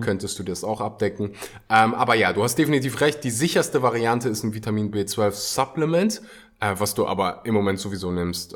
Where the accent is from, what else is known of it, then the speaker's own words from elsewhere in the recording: Germany; bei uns in Deutschland